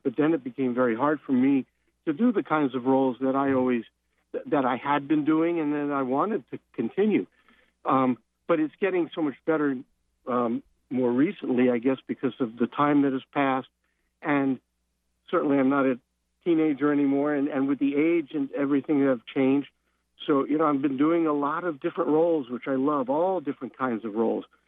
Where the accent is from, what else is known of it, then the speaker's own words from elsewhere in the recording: New York City, New York, United States; I grew up in Brooklyn, New York